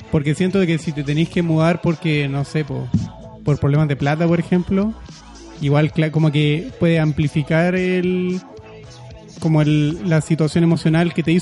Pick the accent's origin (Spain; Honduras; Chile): Chile; also born or lived in Argentina; Pero cuando yo estaba en Argentina, para, para todos allá yo era el chileno, pues yo hablaba como chileno. Entonces como que quedé como en un punto medio en el que acá era el argentino y en Argentina era el chileno.